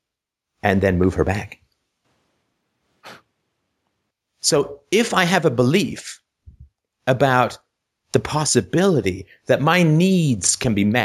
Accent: Ireland; I was born in Ireland

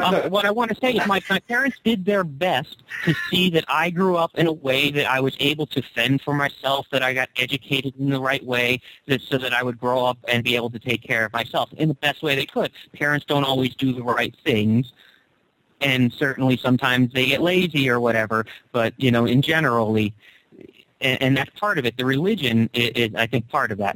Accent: United States; I grew up in the United States of America

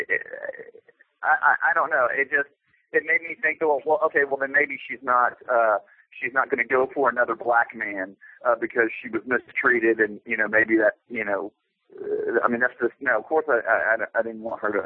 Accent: Texas, United States; I grew up in Texas

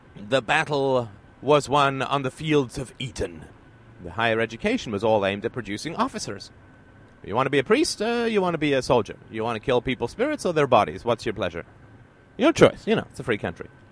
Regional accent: Ireland; now in Canada; I was born in Ireland, and I just happened to live in Canada

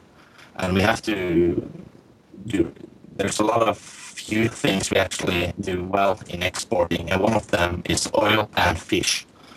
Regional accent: Norway; I'm from Norway in Scandinavia.

